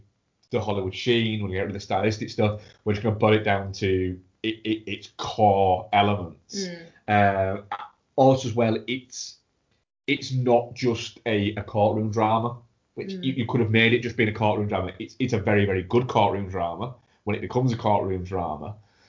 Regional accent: United Kingdom; watching it as a Brit.

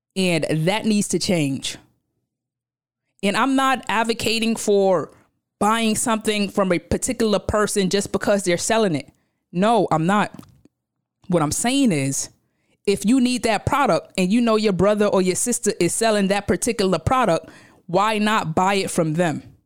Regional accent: New York City, New York, United States; I come from Brownsville, Brooklyn. I'm from Brooklyn. When you go downstairs from the crib, there's a slew of stores lined up down the block.

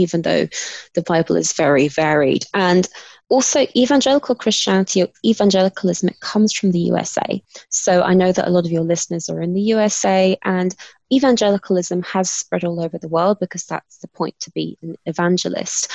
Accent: London, United Kingdom; accent: British; I am British and I was born in London, grew up in London.

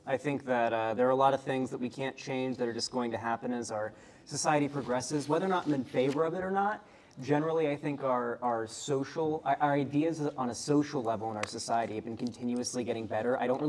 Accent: Florida, United States

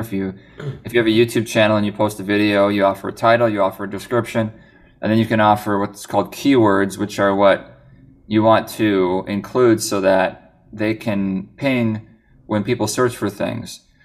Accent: Minnesota, United States; I'm from Minnesota

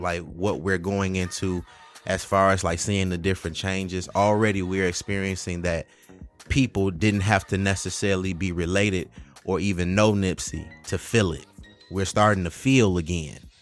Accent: Detroit, Michigan, United States; also born or lived in Highland Park; growing up in Detroit

